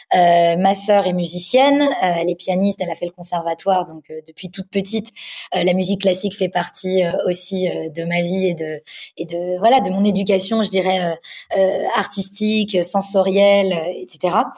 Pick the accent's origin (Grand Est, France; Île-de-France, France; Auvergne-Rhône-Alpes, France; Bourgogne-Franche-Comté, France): Île-de-France, France; Paris; j'ai grandi donc à Paris. Je suis née à Paris